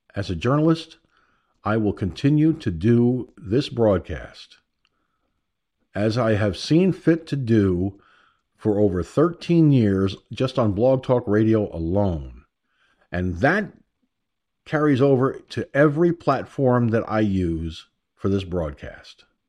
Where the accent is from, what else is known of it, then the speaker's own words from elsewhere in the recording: United States; I'm an American. I was born in America, raised in America, educated in America